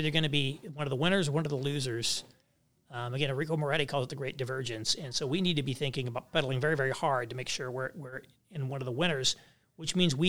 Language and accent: English; Kentucky, United States; for example, I grew up near Louisville, so I know Louisville well.